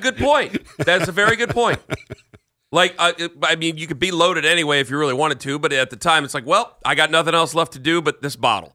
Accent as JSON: {"language": "English", "town": "Canton", "region": "Ohio", "country": "United States", "said": "I'm from Canton"}